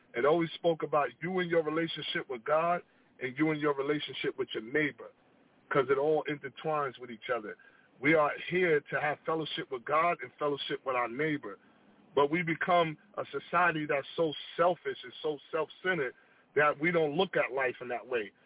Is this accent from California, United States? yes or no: yes; Long Beach, California, United States; I moved back to my hometown of Long Beach